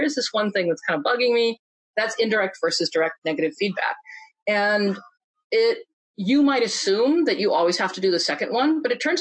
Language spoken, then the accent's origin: English; Iowa, United States; I grew up in Iowa